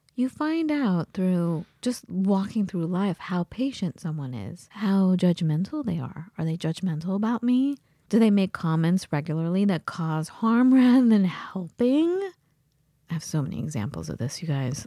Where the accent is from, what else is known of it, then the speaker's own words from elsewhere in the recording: United States; also born or lived in England; as an American student